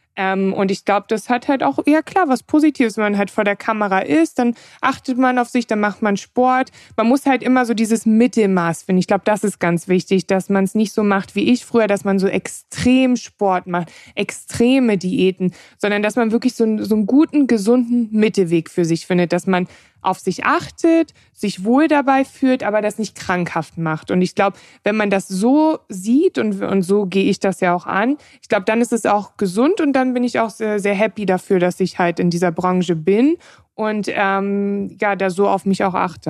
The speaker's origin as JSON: {"language": "German", "country": "Germany", "tie": "born or raised there", "said": "ich bin in Deutschland aufgewachsen"}